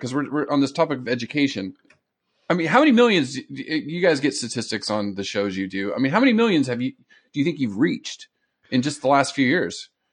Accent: San Diego, California, United States; I grew up in Southern California in San Diego

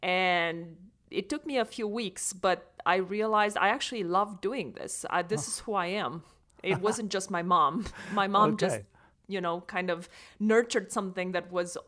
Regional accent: Romania; English is a second language; I grew up in Romania, and I grew up on a farm, actually.

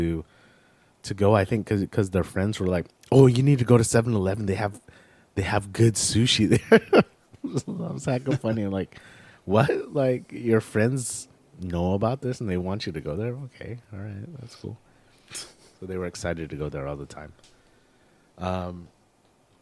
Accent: United States; I'm American

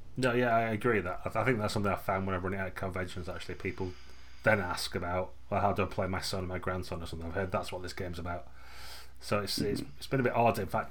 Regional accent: United Kingdom; we're British

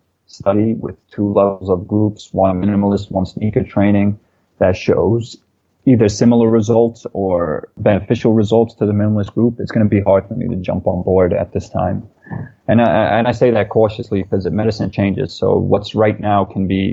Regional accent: New York City, New York, United States; we grew up in Brooklyn, New York

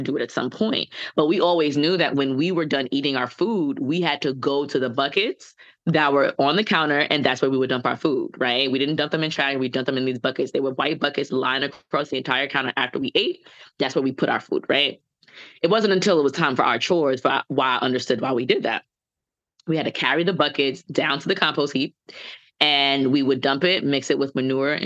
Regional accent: New York City, New York, United States; also born or lived in St. Thomas, U.S. Virgin Islands (family); I'm a Bronx native. I was born and raised in the Bronx, lived upstate for a little bit

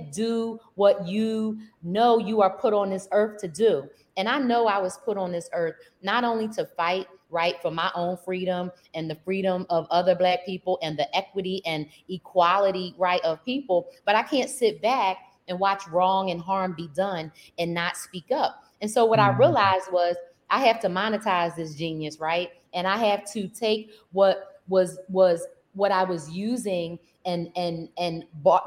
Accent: Philadelphia, Pennsylvania, United States; I grew up in Philadelphia, and I grew up in a, I say a fighting town

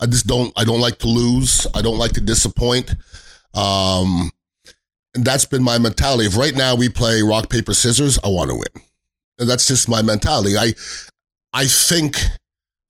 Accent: Montreal, Quebec, Canada; moved away; there's no better place to grow up than Montreal, Canada. I mean, Vinny LeCavalier, Marty St. Louis, Alex Killorn, Andre Brodeur, Martin Brodeur, they're from my neighborhood

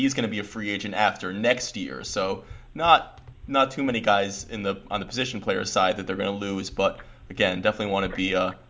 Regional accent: New York, United States; moved away as an adult; also born or lived in St. Louis, Missouri; I went to school out in St. Louis, so as a New Yorker, someone who grew up in New York and then moved out to Missouri myself

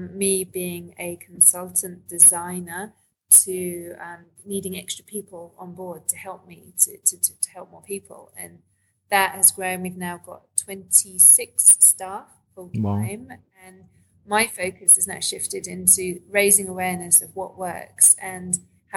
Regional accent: London, United Kingdom; moved away as an adult; now in Australia; I grew up in London and moved to Australia in 2002

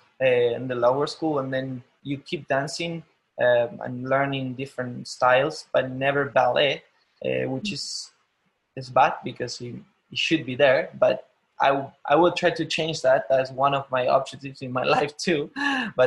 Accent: Argentina; English is a second language; moved away as an adult; also born or lived in Buenos Aires, Argentina; now in San Francisco, United States; I'm not from Buenos Aires in Argentina. I'm not from the capital

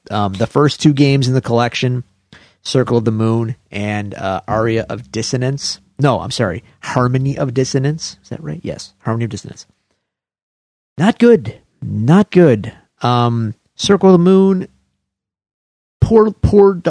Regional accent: Buffalo, New York, United States; I'm from Buffalo

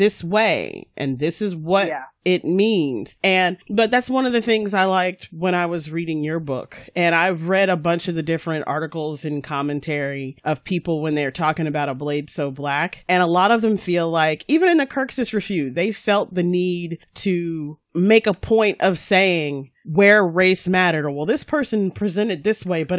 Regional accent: North Carolina, United States; I grew up in North Carolina, but for the first 10 years of my life, I lived on a military base.

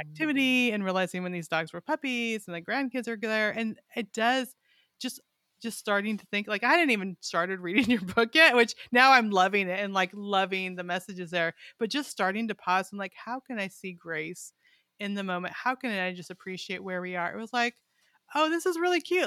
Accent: Weed, California, United States; now in Arkansas, United States; We're in Arkansas now, but I grew up in a town called Weed

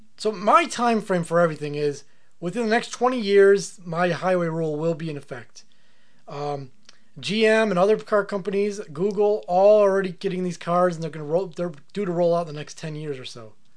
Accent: United States; it's my right as an American

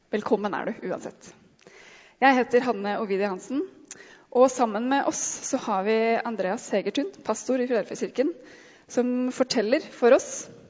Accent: Norway; vi som nordmenn

